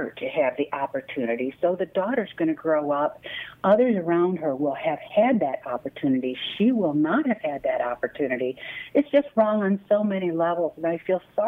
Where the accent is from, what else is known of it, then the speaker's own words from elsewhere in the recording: Midwest, United States; I'm a Midwesterner